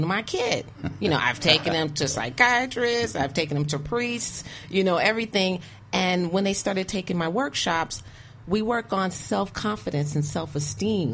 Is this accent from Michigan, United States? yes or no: yes; Detroit, Michigan, United States; I'm from Detroit, Michigan. I grew up in the 70s and 80s